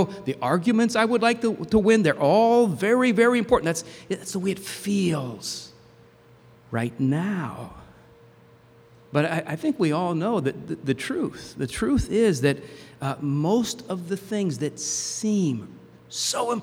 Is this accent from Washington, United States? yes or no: no; New Jersey, United States; where I grew up in New Jersey